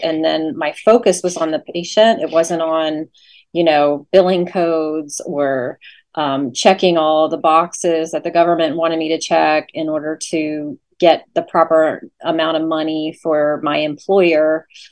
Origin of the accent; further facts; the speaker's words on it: Leesburg, Virginia, United States; moved away as an adult; also born or lived in Norfolk, Virginia / La Grange, Kentucky; now in Oldham County, Kentucky, United States; originally I'm from Virginia. I grew up in Loudoun County, Virginia, and um, Leesburg